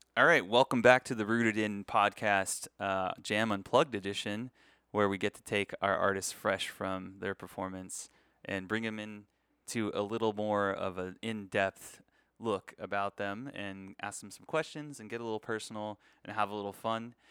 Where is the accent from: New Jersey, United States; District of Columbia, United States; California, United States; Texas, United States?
Texas, United States; San Antonio; now in Las Vegas, United States; I'm a U T fan 'cause I grew up in San Antonio